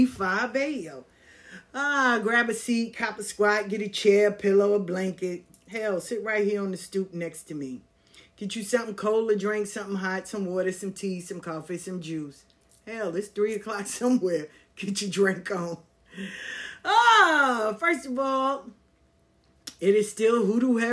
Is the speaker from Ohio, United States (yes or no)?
no; New York City, New York, United States; Growing up in South Jamaica, Queens